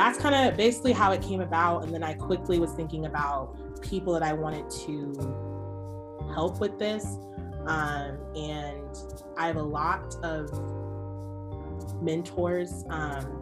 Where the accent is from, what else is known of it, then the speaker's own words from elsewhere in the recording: Spokane, Washington, United States; I grew up basically in Spokane